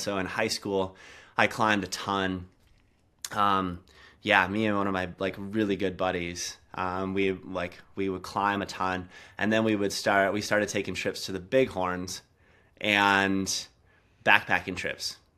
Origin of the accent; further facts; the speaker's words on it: South Dakota, United States; now in Montana, United States; I, I grew up in South Dakota, like, in the Black Hills, um, right by Mount Rushmore.